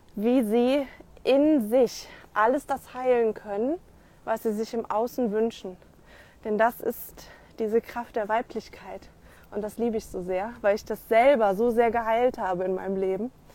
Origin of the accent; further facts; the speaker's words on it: Rhineland, Germany; bei uns im Rheinland